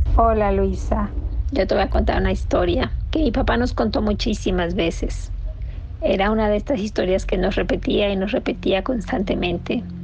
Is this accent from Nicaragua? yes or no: yes; Nicaragua; moved away; Somos de Nicaragua y esa es la costumbre de, de allá